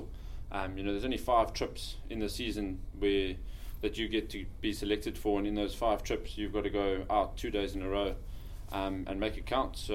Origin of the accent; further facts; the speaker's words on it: Johannesburg, Gauteng, South Africa; moved away as an adult; also born or lived in Kimberley, South Africa; now in Scotland; I grew up in South Africa in Joburg, went to school there and played there